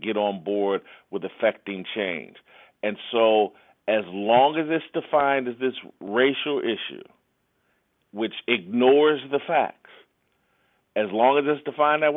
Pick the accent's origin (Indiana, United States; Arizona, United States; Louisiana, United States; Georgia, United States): Indiana, United States; Indianapolis; I was raised in the church, small black church in Indianapolis